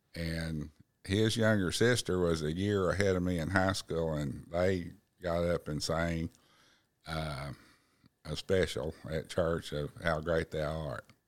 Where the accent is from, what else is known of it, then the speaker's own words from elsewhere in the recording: Black Oak, Arkansas, United States; I grew up in Blackhawk, Arkansas